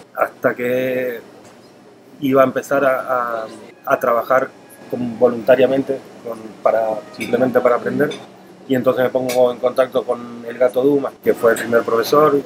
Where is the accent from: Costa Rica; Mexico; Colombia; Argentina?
Argentina; Buenos Aires; moved away as an adult; also born or lived in Spain / Italy; now in Puerto Rico; nací en Argentina, estudié en Argentina, eh, luego trabajé en, España, en Italia